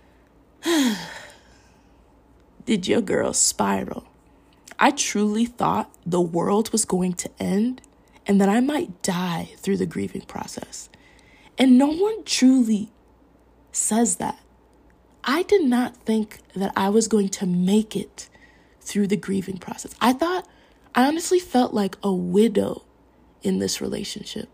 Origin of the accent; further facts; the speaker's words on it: Minnesota, United States; accent: Minnesota; moved away; I'm from Minnesota